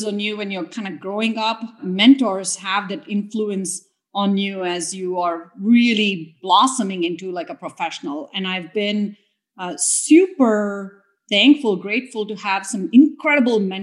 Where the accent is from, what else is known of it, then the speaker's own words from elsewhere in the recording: India; moved away as an adult; also born or lived in Clemson, South Carolina, United States; now in United States; growing up in India, especially the age and the time that I grew up in India